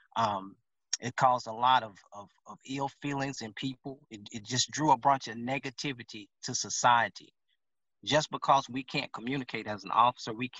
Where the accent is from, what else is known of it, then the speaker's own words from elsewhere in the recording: Louisiana, United States; now in Dallas, United States; I'm from Louisiana.